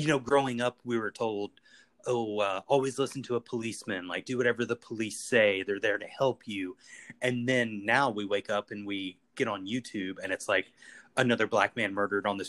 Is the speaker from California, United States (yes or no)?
no; Eastern Kentucky, United States; moved away; Peyton and I, we're from the exact same town. We grew up in Eastern Kentucky